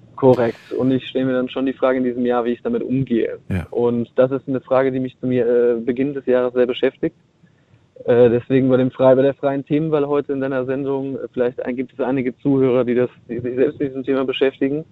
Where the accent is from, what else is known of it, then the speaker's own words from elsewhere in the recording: Cologne, North Rhine-Westphalia, Germany; ich äh, komme aus NRW. Ich komme aus Köln.